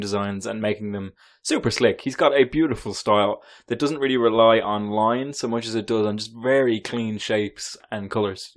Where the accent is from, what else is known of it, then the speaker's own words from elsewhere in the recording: Ireland; As an Irishman